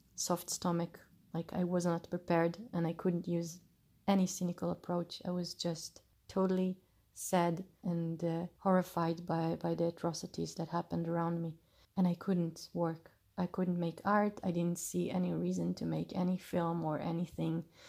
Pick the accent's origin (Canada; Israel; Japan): Israel; Jerusalem, Jerusalem District; also born or lived in Chicago; recording you from my hometown, Jerusalem